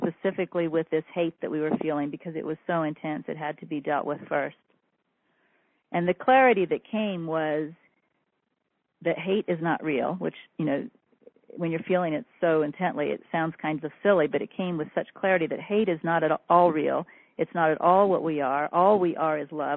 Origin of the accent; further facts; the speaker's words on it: Kansas, United States; I'm from Middle America, Kansas